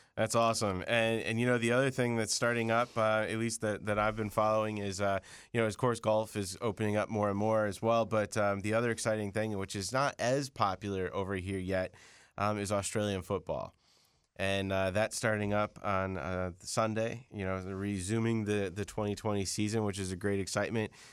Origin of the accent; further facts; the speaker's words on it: Chelsea, Michigan, United States; I was born in Chelsea, Michigan